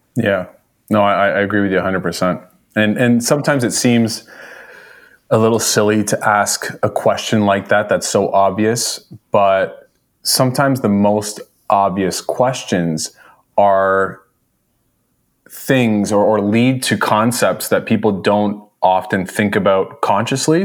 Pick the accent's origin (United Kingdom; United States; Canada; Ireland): Canada; Toronto, Ontario; I was born in Toronto. Uh, from Canada. Uh, lived here my whole life